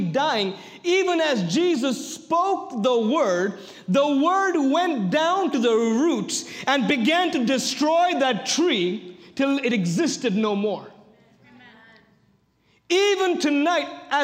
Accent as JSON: {"language": "English", "country": "India", "said": "I come from India."}